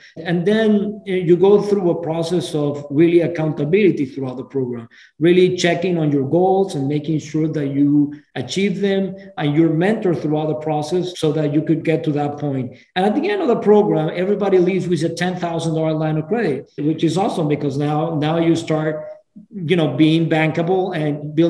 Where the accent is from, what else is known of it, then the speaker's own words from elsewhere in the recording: Venezuela; moved away as an adult; now in United States; I'm originally from Venezuela.